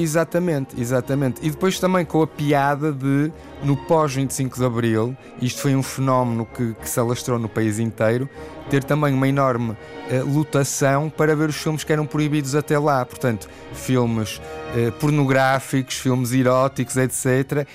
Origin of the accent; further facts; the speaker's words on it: Porto, Norte, Portugal; eu para além de ser português sou portuense